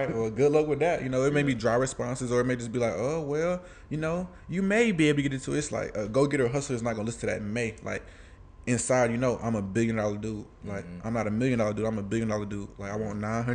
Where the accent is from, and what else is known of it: Atlanta, Georgia, United States; born or raised there; also born or lived in Alabama